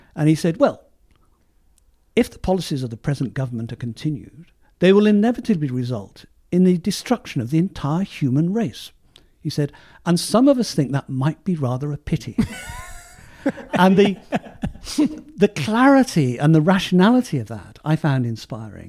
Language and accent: English; Southampton, South East England, United Kingdom; my hometown of Southampton